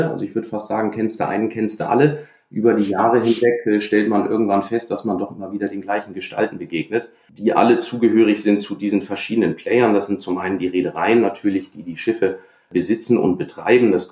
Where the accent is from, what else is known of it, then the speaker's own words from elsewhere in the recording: Hamburg, Germany; Ich bin an der Elbe aufgewachsen u